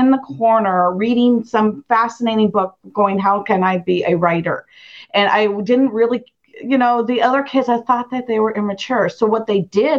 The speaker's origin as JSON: {"language": "English", "town": "Idaho Falls", "region": "Idaho", "country": "United States", "tie": "born or raised there", "said": "I grew up in Idaho Falls"}